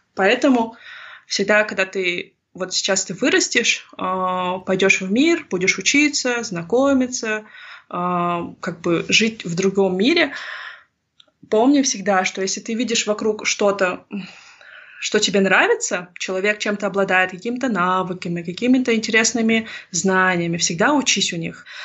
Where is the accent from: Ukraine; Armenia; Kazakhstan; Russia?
Kazakhstan; Tselinograd Region, Akmola Region; first language Russian; moved away as an adult; also born or lived in Singapore; я сама уроженка Целиноградской области и выросла в окружении русских